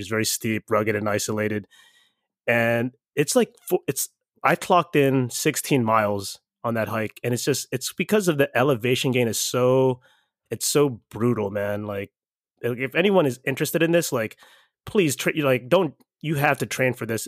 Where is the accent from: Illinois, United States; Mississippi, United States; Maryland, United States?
Maryland, United States; Baltimore; I'm from Baltimore